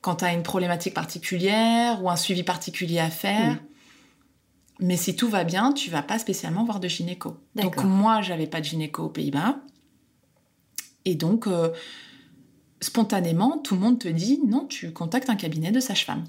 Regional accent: France; now in Netherlands; je suis française

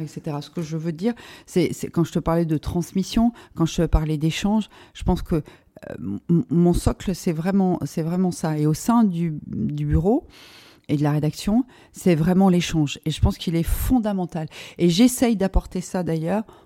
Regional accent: Lorraine, Grand Est, France; moved away; j'ai commencé notamment euh, à 16 ans en toquant à la porte du, Républicain Lorrain chez moi en Lorraine

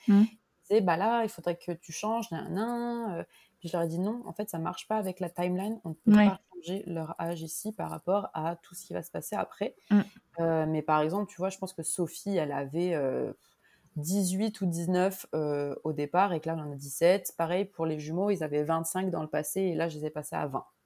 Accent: Grenoble, Auvergne-Rhône-Alpes, France; now in Montreal, Canada; je suis française d'origine, j'ai grandi à Grenoble

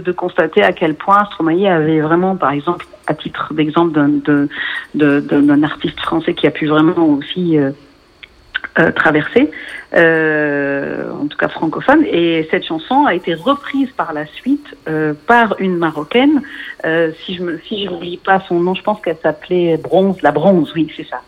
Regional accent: Lebanon; je suis libanaise, euh, née au Liban

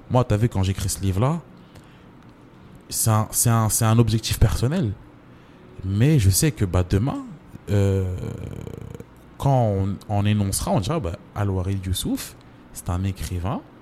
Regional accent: Mbambao, Anjouan, Comoros; C'est euh, moi, je suis de Mbambao.

